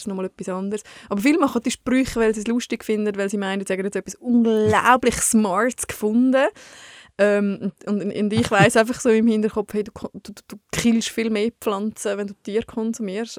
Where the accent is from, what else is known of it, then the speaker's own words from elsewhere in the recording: Switzerland; Bei uns in der Schweiz